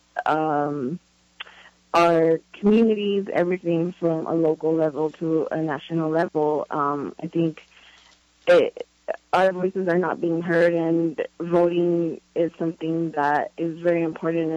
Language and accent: English; Los Angeles, California, United States; I'm originally from Los Angeles